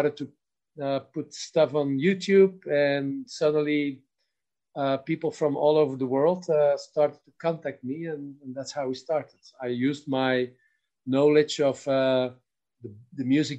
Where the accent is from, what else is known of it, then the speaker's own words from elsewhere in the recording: Belgium; moved away as an adult; now in Spain; originally I'm from Belgium, although I live 23 years in Spain now.